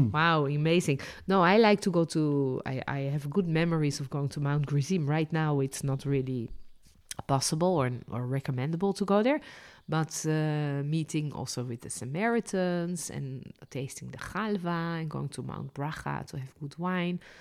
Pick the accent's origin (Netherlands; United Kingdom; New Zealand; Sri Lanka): Netherlands; born or raised there; also born or lived in France; now in Israel